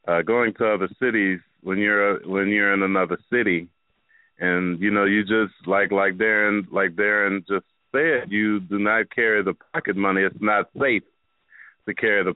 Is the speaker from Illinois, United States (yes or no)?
yes; Chicago, Illinois, United States; moved away as an adult; also born or lived in Alabama; now in Houston, United States; I grew up in the Inglewood area